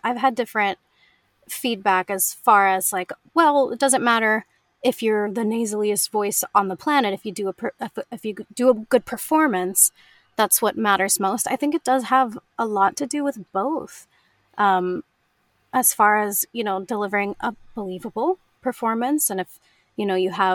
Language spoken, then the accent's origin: English; United States; accent: American; as an American